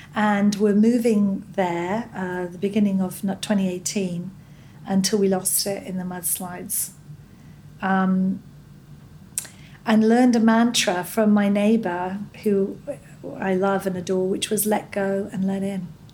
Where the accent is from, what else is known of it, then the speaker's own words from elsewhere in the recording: Scot, Scotland, United Kingdom; moved away as an adult; now in United States; I'm a Scot.